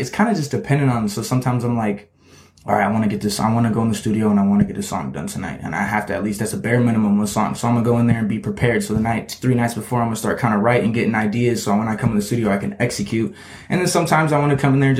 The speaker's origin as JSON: {"language": "English", "town": "Shelton", "region": "Washington", "country": "United States", "tie": "born or raised there", "also_born_or_lived": "Olympia, Washington / Las Vegas, Nevada / Arizona", "moved": "as an adult", "said": "I lived in Shelton for like majority of my life. And that's kind of where I grew up. I went to Shelton High School"}